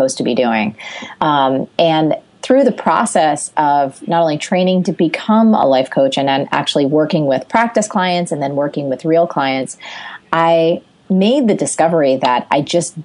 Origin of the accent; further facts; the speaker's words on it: Jersey Shore, New Jersey, United States; I grew up on the Jersey Shore